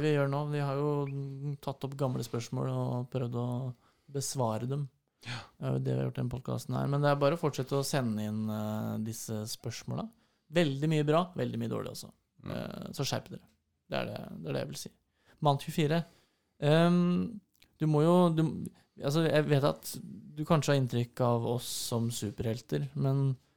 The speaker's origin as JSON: {"language": "Norwegian", "town": "Fredrikstad", "region": "Østfold", "country": "Norway", "moved": "yes", "said": "da var jeg hjemme i Fredrikstad"}